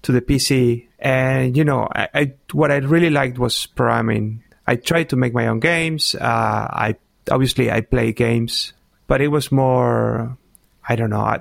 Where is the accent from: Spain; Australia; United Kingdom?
Spain; English is a second language; back then, for example, we didn't speak English